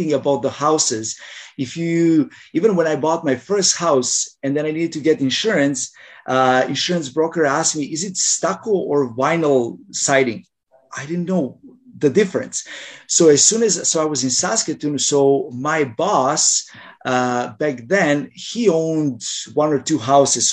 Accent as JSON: {"language": "English", "country": "Croatia", "moved": "as an adult", "lives_now": "Canada", "said": "when I was still in Croatia"}